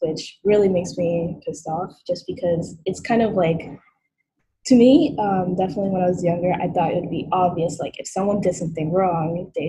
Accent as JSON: {"language": "English", "town": "Brooklyn", "region": "New York", "country": "United States", "tie": "born there", "said": "I was born in Brooklyn, but my mom is from Japan."}